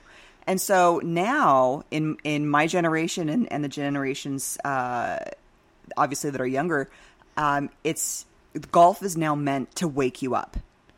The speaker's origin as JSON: {"language": "English", "region": "Oregon", "country": "United States", "moved": "as an adult", "said": "So I came down from Central Oregon in 2006, went to ASU, and ended up staying here in the Valley."}